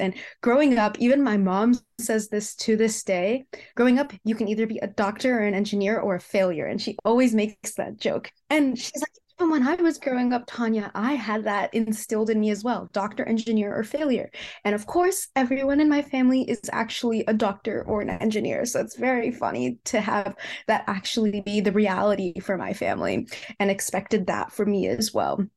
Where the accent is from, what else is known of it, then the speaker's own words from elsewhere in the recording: Cupertino, California, United States; I grew up in the Bay Area, California, and I grew up in a city called Cupertino